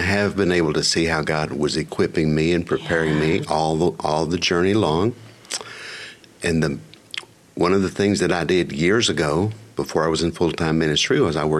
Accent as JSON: {"language": "English", "town": "Plainview", "region": "Texas", "country": "United States", "tie": "born or raised there", "also_born_or_lived": "Amarillo, Texas", "moved": "as an adult", "lives_now": "Houston, United States", "said": "I grew up in the Panhandle."}